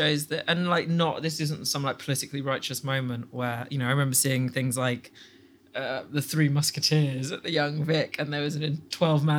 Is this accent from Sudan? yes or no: yes; Sudan; also born or lived in England; now in United Kingdom; I'm from Sudan.